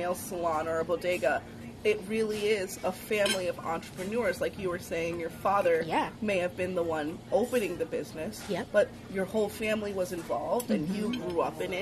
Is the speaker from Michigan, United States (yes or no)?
no; New York City, New York, United States; I was born and raised in the South Bronx on 1620 Grand Concourse, but now I live on Fox Street